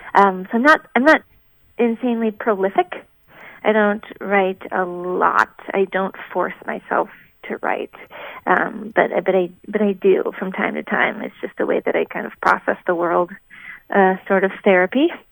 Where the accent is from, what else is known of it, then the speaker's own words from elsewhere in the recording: Minnesota, United States; now in Boston, United States; I'm from Minnesota and grew up with some some music in the family